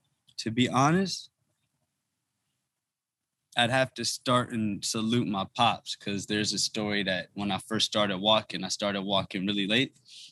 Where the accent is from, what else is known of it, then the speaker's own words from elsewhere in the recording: United States; also born or lived in Harlem, New York / Prince George's County, Maryland / Ethiopia; growing up in Harlem and DC and the DMV area, PG County